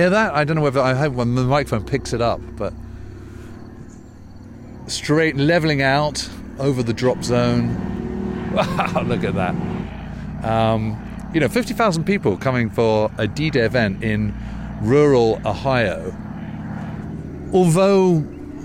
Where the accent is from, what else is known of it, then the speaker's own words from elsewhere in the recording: United Kingdom; being a Brit